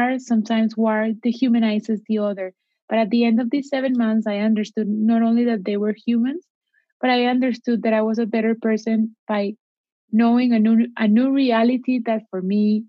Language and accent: English; Cali, Valle del Cauca, Colombia; English is a second language; I went to my hometown city in Colombia, to Cali